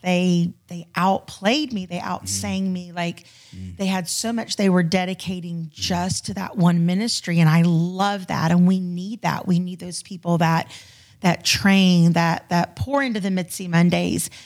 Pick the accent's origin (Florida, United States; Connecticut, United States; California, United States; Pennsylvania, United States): Florida, United States; moved away as an adult; now in Houston, United States; I'm originally a Florida girl. So I was born and raised in Florida and we moved out to Houston, um, in October of twenty fourteen.